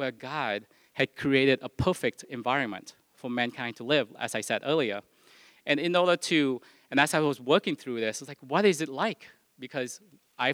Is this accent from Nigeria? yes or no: no; Vietnam; moved away; I was born in Vietnam.